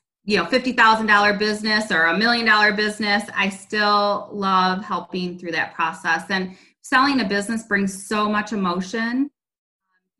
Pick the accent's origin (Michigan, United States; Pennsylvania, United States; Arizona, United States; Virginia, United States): Michigan, United States; Ionia; also born or lived in Lansing, Michigan; I grew up in Lansing, Michigan. And in sixth grade, I headed over to Ionia, Michigan